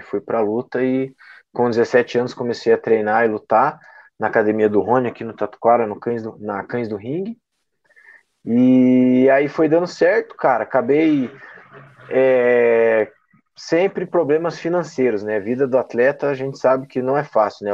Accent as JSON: {"language": "Portuguese", "region": "Maranhão", "country": "Brazil", "moved": "yes", "lives_now": "Curitiba, Brazil", "said": "sou lá do Maranhão, né? Morava eu e a minha mãe aqui só"}